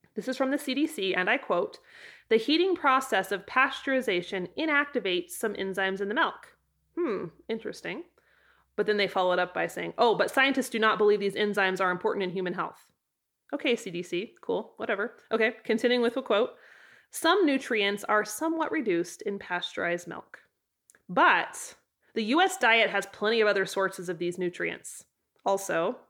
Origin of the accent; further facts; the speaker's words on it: Idaho, United States; now in Wyoming, United States; In Idaho, my home state